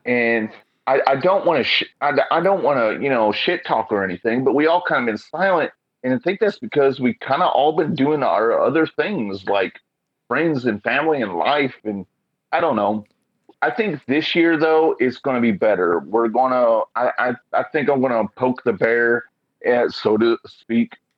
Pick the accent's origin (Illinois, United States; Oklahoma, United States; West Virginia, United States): Oklahoma, United States; moved away as an adult; now in Portland, United States; I come from Oklahoma